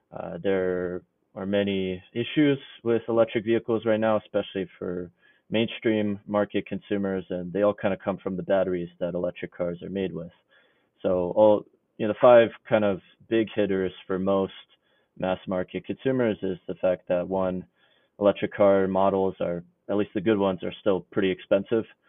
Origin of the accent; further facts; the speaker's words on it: New York City, New York, United States; moved away as an adult; now in Illinois, United States; I grew up actually in the New York City area